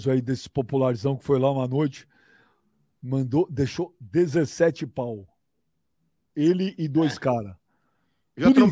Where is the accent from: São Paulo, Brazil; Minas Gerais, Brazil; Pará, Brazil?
São Paulo, Brazil; born there; Trabalhei, trabalhei pra caceta, amigo. Nasci no Jabaquara, ralei.